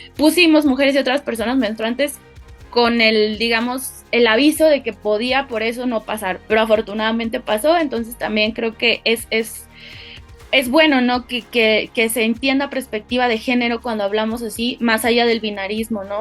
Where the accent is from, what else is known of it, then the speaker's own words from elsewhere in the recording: Guadalajara, Jalisco, Mexico; moved away as an adult; now in Mexico City, Mexico; nací en Guadalajara, Jalisco, en México